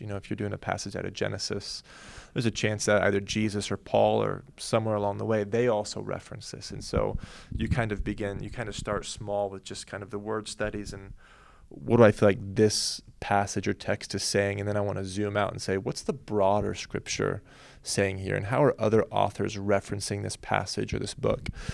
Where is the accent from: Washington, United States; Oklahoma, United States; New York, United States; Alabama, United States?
Oklahoma, United States; now in Southern California, United States; we grew up in Oklahoma